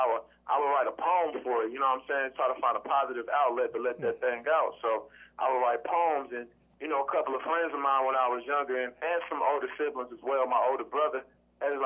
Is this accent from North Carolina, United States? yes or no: yes; Greensboro, North Carolina, United States; I'm from Greensboro, North Carolina